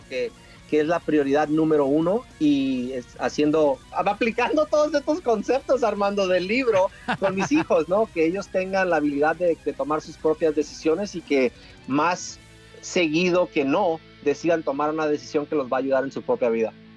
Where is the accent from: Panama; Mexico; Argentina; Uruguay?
Mexico; Tijuana, Baja California; moved away; yo soy de Tijuana y Tijuana lo llevo en mi corazón